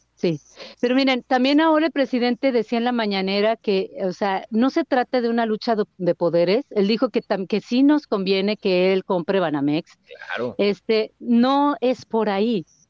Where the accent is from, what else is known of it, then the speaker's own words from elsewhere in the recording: Mexico; el Estado somos los mexicanos